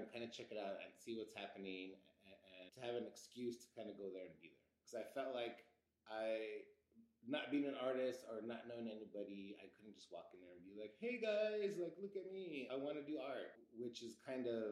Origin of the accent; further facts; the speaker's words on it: Los Angeles, California, United States; growing up in East Los Angeles